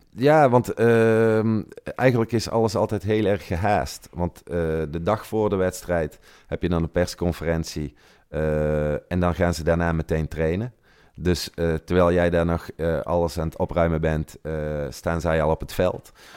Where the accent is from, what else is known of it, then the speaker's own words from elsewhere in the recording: Tilburg, North Brabant, Netherlands; moved away as an adult; now in Italy; ik kom uit Brabant, zoals je kunt horen